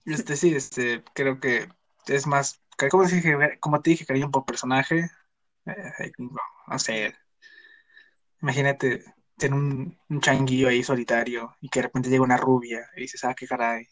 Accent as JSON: {"language": "Spanish", "country": "Mexico", "said": "somos mexicanos todos"}